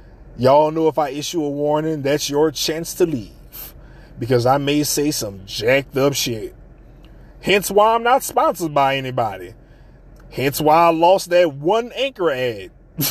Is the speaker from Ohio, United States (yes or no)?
no; New Orleans, Louisiana, United States; the mouth of the South, where no one believes I'm from New Orleans because I talk different.